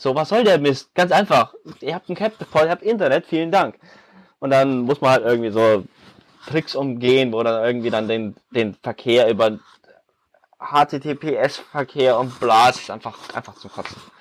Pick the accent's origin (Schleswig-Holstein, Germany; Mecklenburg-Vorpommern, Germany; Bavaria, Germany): Bavaria, Germany; Munich; wir kommen alle aus Bayern, ich komme aus München